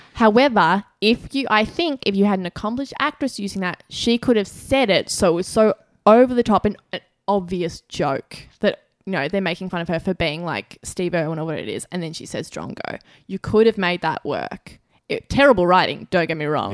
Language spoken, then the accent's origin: English; Australia